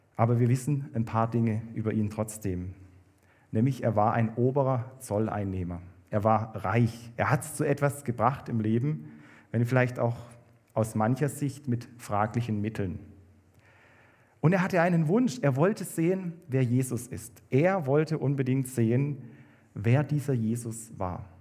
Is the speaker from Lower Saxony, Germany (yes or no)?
no; Kaiserstuhl, Baden-Württemberg, Germany; moved away; also born or lived in Bad Liebenzell; Ich komme ja vom Kaiserstuhl an der Grenze zu Frankreich